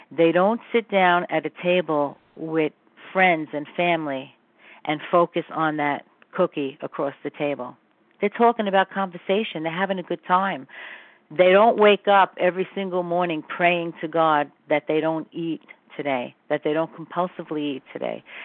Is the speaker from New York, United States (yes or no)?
yes; New York City, New York, United States; I'm from Brooklyn